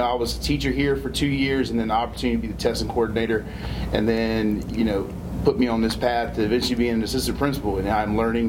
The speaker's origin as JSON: {"language": "English", "town": "Bonneau Beach", "region": "South Carolina", "country": "United States", "tie": "born or raised there", "said": "I'm born and raised in Berkeley County. I'm across the river, though. I'm from the north end. I went to Timberland High School, grew up in Bono Beach."}